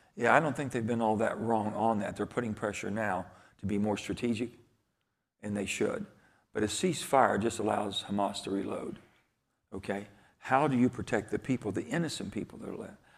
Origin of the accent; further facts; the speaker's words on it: Farmington, West Virginia, United States; Growing up as a boy in, in the little Farmington, West Virginia, number nine, the coal mining towns